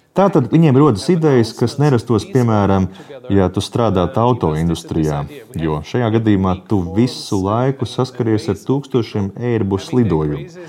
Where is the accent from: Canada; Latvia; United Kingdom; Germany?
Germany; Es esmu vācietis